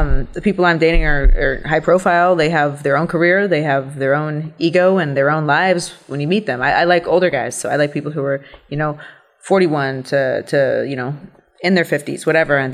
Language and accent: English; Columbus, Ohio, United States; I grew up in Ohio, Columbus, Ohio